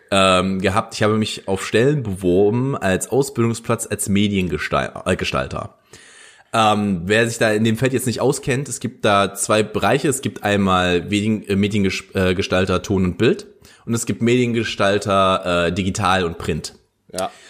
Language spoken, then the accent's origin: German; Saxony-Anhalt, Germany; die Mitteldeutsche Zeitung, die ist relativ groß in dem Ra äh, Raum, wo ich aufgewachsen bin. Also auch hier in Halle ist sie relativ groß.